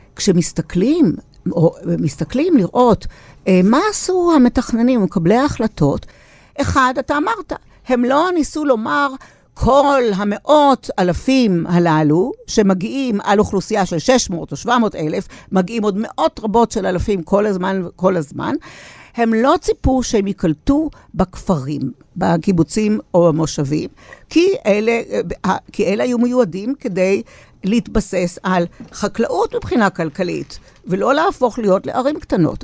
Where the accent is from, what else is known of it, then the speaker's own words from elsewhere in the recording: Jerusalem, Jerusalem District, Israel; אותה ירושלים הקטנה שאני גדלתי בה